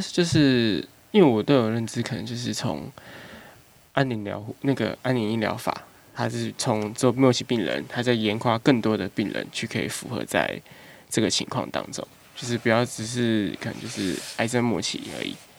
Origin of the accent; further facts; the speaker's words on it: Taipei, Taiwan; 因为我是台北人，所以就是实习的时候想要先找家里附近的地方